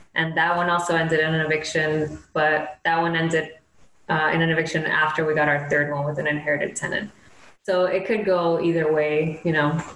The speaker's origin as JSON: {"language": "English", "town": "Miami", "region": "Florida", "country": "United States", "also_born_or_lived": "Gainesville, Florida / Brooklyn, New York", "moved": "as an adult", "said": "originally we're from Miami"}